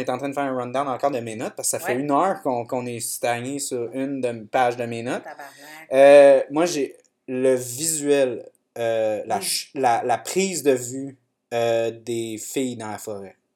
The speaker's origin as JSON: {"language": "French", "town": "Saint-Hubert", "region": "Wallonia", "country": "Belgium", "said": "Moi, je viens de Saint-Hubert."}